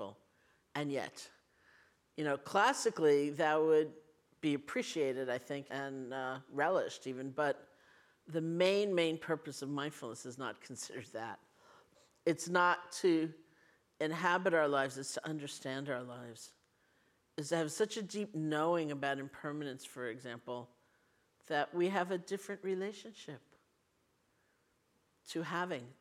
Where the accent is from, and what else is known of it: New York City, New York, United States; born or raised there